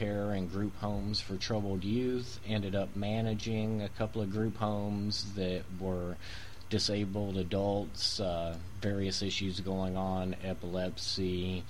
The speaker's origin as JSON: {"language": "English", "region": "Appalachia", "country": "United States", "also_born_or_lived": "Tennessee", "said": "you can't take the Appalachia out of us."}